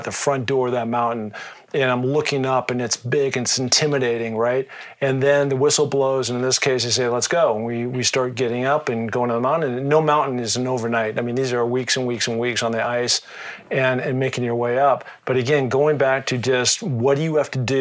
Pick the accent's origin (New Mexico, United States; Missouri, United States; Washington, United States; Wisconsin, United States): Washington, United States; Seattle; being from the Northwest, growing up in Seattle, it's pretty mountainous